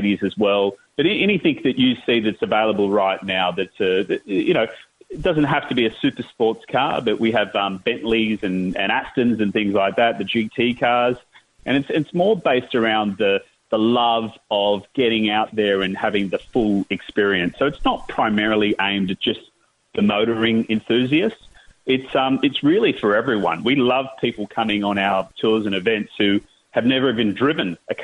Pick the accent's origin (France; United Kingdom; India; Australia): Australia; I'm an Australian and ran events in Australia for many years